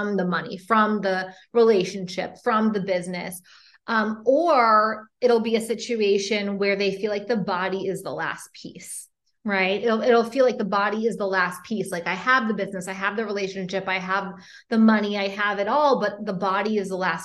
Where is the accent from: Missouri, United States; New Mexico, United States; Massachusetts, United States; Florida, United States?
Massachusetts, United States; Boston; moved away as an adult; also born or lived in San Francisco; I'm originally from Boston